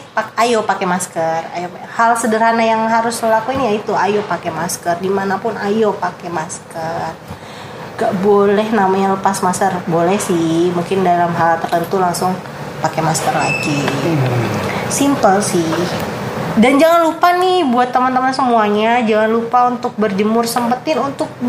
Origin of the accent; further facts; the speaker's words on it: Jakarta, Indonesia; dari aturan baru dari gubernur kita kita kita kan anak Jakarta ya